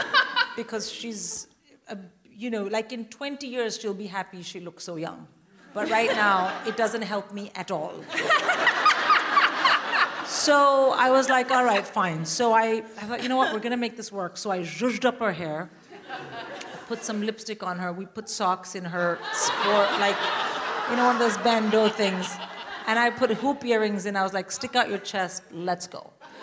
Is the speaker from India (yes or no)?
yes; India; I'm Indian. I would rather die.